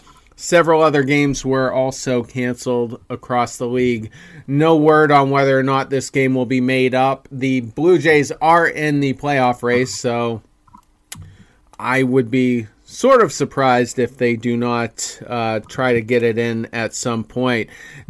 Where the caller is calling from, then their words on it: Lewiston, Maine, United States; Once again … coming to you from Lewiston, Maine